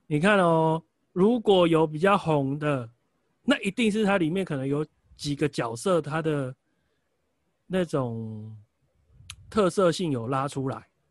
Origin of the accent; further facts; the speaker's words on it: Taiwan; 但是我觉得我们台湾人可能习惯也会从他下的电影标题 slogan 去了解这部片大概要带给我什么东西